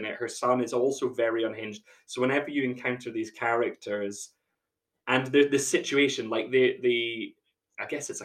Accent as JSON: {"language": "English", "area": "Aberdeenshire", "region": "Scotland", "country": "United Kingdom", "moved": "yes", "said": "I'm actually in the comfort of my parents' living room at home in Aberdeenshire, all the same, Scotland."}